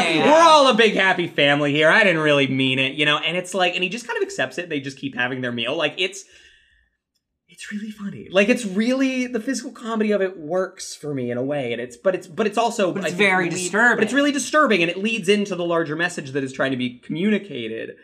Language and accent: English; United States; as an American